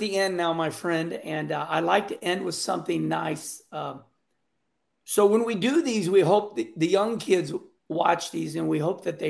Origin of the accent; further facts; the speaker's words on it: Missouri, United States; I'm from Missouri, so it was Springfield, Missouri on Friday nights